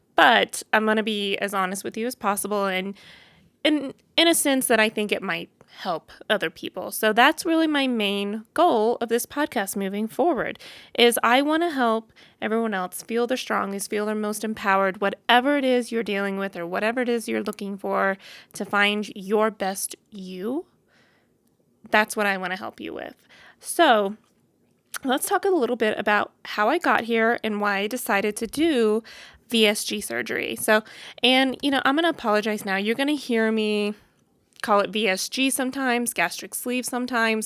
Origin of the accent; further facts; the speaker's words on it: Boonville, Missouri, United States; moved away as an adult; now in Denver, United States; I was born and raised in Missouri, a little town called Booneville